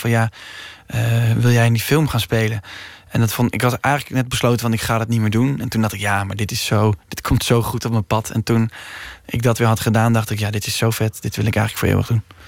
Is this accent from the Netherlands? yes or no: yes; Utrecht, Netherlands; ik ben geboren in Utrecht